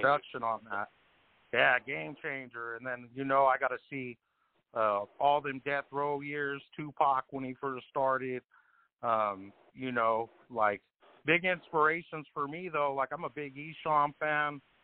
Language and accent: English; Colorado, United States; I'm from Colorado